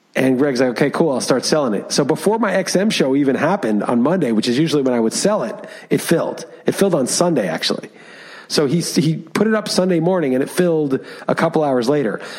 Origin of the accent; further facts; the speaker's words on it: New York City, New York, United States; moved away; I grew up in Manhattan